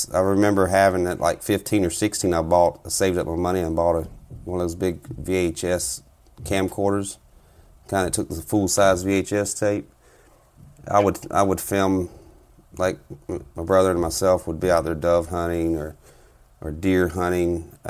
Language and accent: English; South Carolina, United States; now in Minnesota, United States; Currently living up here in Minnesota. I'm originally from South Carolina. Been up here about 10 years now.